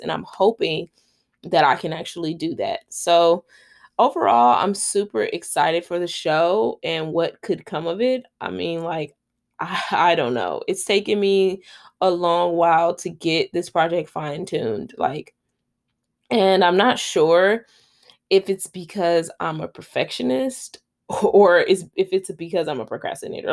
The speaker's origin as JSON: {"language": "English", "town": "Los Angeles", "region": "California", "country": "United States", "tie": "born or raised there", "lives_now": "Long Beach, United States", "said": "I am a Los Angeles native. I was born and raised in South Central, grew up there."}